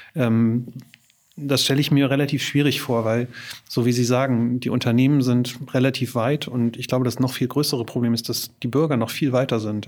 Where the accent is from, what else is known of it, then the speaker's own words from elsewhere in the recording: Germany; wir vielleicht als Deutsche oder in Deutschland